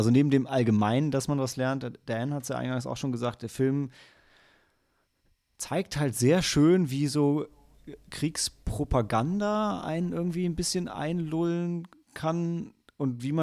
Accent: Germany; als Deutscher sind wir es ja total gewohnt, dass ähm, unsere Vergangenheit sowohl von uns als auch von allen anderen

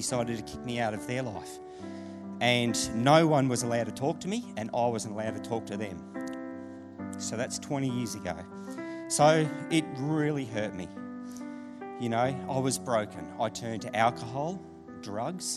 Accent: Deniliquin, New South Wales, Australia; I grew up in Danny. I don't know if any of you guys are familiar with Deniliquin. I got brought up there as a kid

